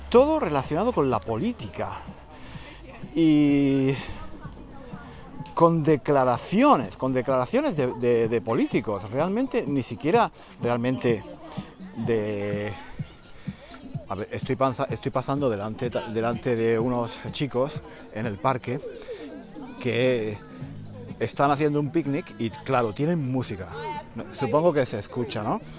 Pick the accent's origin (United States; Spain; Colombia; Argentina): Spain; Estoy pensando que quizás el motivo por el que me pongo tan nervioso es simplemente porque soy español.